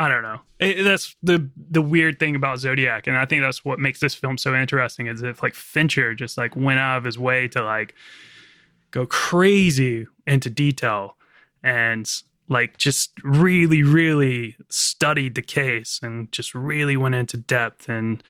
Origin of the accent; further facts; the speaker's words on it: Virginia, United States; accent: American; I'm just got like a really kind of normal American accent, but I'm from Virginia. So sort of the gateway to the South.